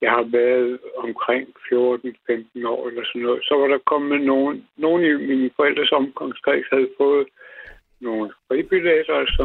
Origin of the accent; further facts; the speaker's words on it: Gladsaxe, Capital Region of Denmark, Denmark; da jeg gik i skole ude i Gladsaxe for mange år siden